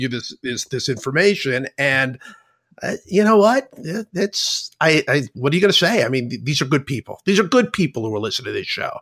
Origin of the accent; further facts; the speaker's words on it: Cleveland, Ohio, United States; moved away; I grew up in Cleveland